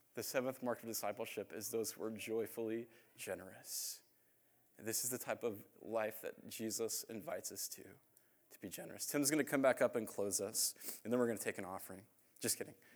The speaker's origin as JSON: {"language": "English", "town": "Phoenix", "region": "Arizona", "country": "United States", "also_born_or_lived": "Indiana", "said": "I'm from Phoenix"}